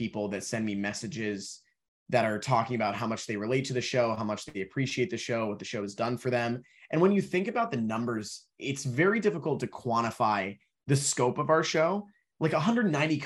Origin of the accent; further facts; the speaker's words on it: Dallas, Texas, United States; I grew up playing sports in Dallas